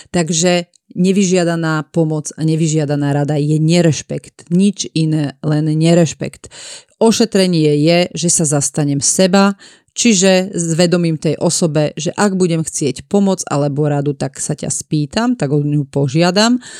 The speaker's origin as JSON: {"language": "Slovak", "town": "Piešťany", "region": "Trnava Region", "country": "Slovakia", "moved": "yes", "lives_now": "Bratislava, Slovakia", "said": "ja som z Piešťan a my sme hovorili, idem pri školu"}